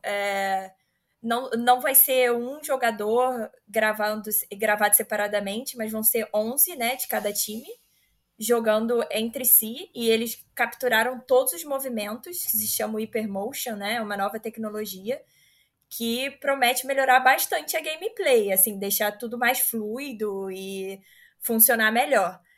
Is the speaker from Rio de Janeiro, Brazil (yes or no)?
yes; Rio de Janeiro, Brazil; Eu sou do Rio